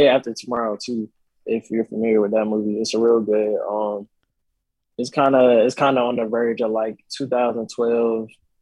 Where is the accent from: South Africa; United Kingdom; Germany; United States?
United States; Decatur, Georgia; I'm from Decatur, Georgia. I'm from the east side, so I'm from Decatur, Georgia